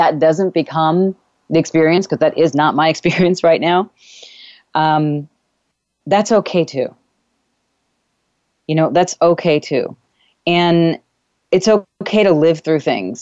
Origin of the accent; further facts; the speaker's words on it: New York, United States; moved away; I am actually doing this show from my childhood home, my actual childhood bedroom, one of my childhood bedrooms anyway, that I grew up here with in New York